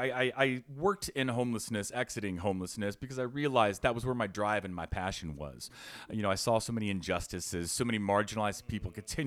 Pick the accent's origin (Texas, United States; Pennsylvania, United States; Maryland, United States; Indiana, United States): Indiana, United States; Fishers; So, growing up, I grew up in Fishers, right?